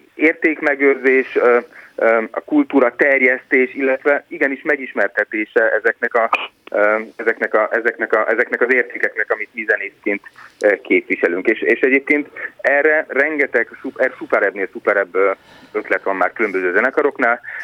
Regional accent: Hungary; moved away

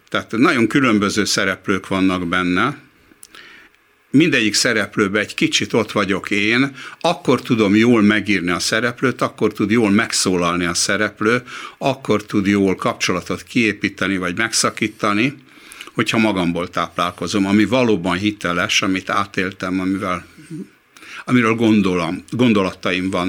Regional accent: Hungary; én még akkor is úgy éreztem, hogy jó, zsidó vagyok, meg magyar is vagyok, meg ember vagyok.

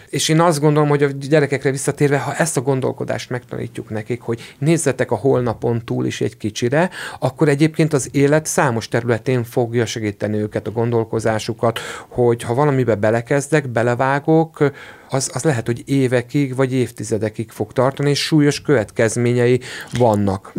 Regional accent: Székesfehérvár, Fejér, Hungary; Ugye én Székesfehérvári vagyok

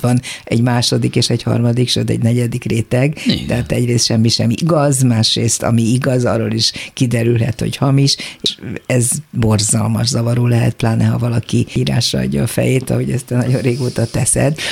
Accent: Hungary; Mi magyarok vagyunk

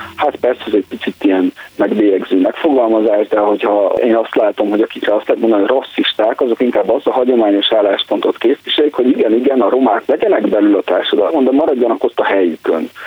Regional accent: Romania; amit mondjuk Romániában magyar kisebbségként tapasztalunk

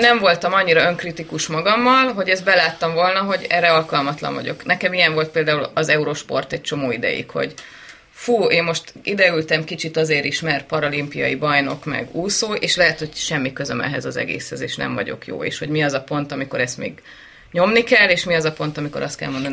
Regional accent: Nagyatád, Somogy, Hungary; születtem én Nagyatádon

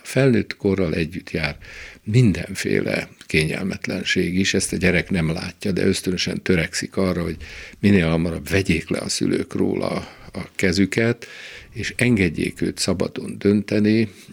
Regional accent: Nyíregyháza, Szabolcs-Szatmár-Bereg, Hungary; also born or lived in Szolnok / Budapest; Nyíregyházán ráadásul ott a, a közelünkben 20 méterre vagy 30 méterre a kápolnától, ahol én fölnőttem

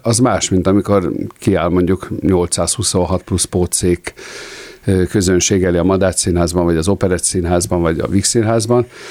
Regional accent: Hungary; mi magyarok vagyunk

